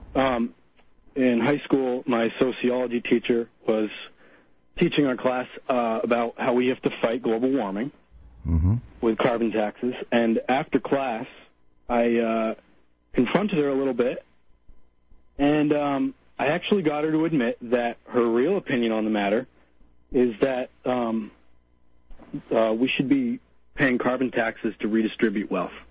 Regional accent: Cavendish, Vermont, United States; my hometown, which is in Cavendish

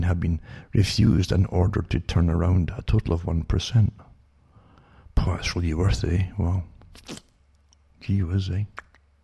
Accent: United Kingdom; now in Canada; I was brought up in austerity in Britain

